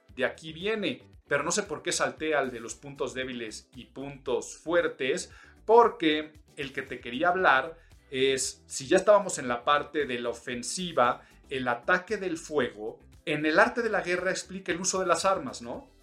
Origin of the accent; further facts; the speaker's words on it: Mexico; soy mexicano